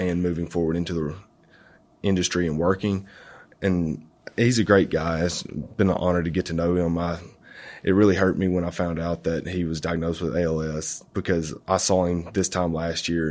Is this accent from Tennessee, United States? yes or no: no; Florence, Alabama, United States; I'm from Florence, Alabama